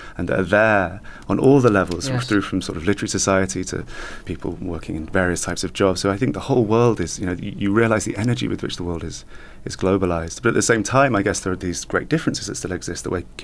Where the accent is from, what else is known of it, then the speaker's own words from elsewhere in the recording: United Kingdom; as a British writer